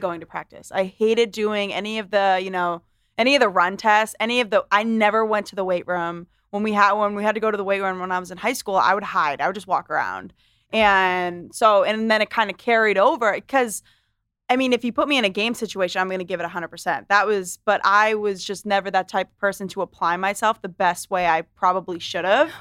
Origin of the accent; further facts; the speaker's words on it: Londonderry, New Hampshire, United States; also born or lived in Manchester, New Hampshire; I was raised in Lundare, New Hampshire